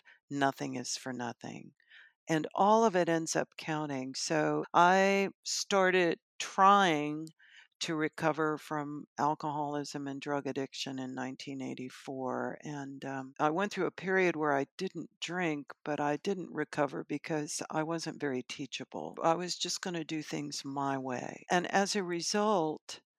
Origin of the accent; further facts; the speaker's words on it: Knoxville, Tennessee, United States; I am from Knoxville, Tennessee.